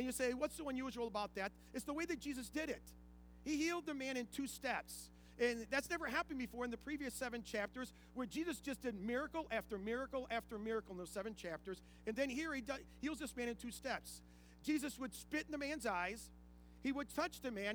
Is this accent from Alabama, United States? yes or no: no; Ohio, United States; when I grew up in Ohio, my parents lived out on a small farm